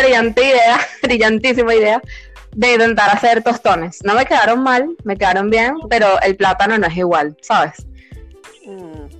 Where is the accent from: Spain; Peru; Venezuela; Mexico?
Venezuela; moved away; Yo soy la única venezolana que mataría la arepa